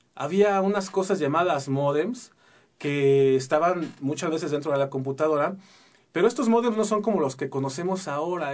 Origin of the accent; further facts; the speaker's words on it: Mexico City, Mexico; now in Querétaro, Mexico; yo soy chilango, nací en la Ciudad de México y recién desempacadito me vine para acá